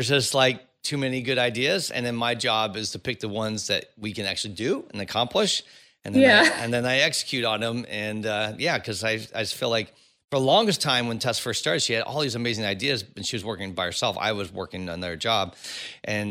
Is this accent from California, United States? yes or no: yes; Bay Area, California, United States; now in Los Angeles, United States; I grew up Bay Area, now I live